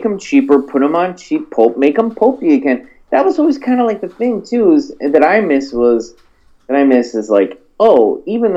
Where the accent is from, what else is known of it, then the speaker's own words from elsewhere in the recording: Olathe, Kansas, United States; I grew up in Olathe